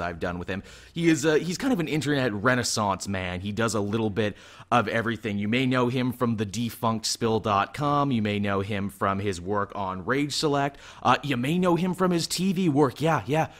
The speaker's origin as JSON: {"language": "English", "country": "Canada", "said": "I am Canadian"}